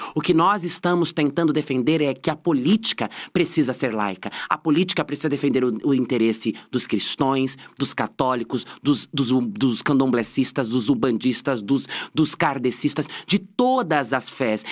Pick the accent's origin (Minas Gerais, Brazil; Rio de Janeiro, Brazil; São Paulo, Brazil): São Paulo, Brazil; Francisco Morato; A minha infância eu cresci em Francisco Morato, criada pelas minhas avós